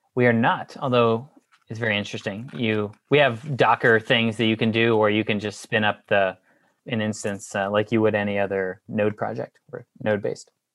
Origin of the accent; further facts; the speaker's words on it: Houston, Texas, United States; also born or lived in Austin; I'm from Houston originally